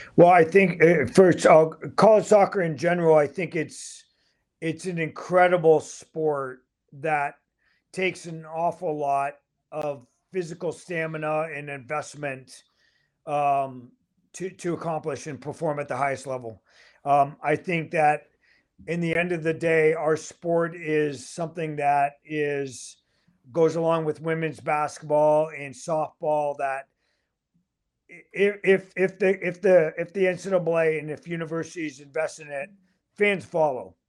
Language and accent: English; Canada; also born or lived in Michigan; I'm Canadian